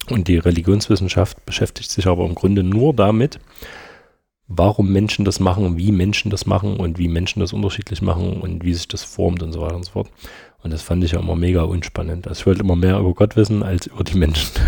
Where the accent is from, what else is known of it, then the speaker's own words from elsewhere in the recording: Stollberg, Saxony, Germany; und ich komme ja aus Stolberg, das ist ja auf der anderen Seite von der Autobahn.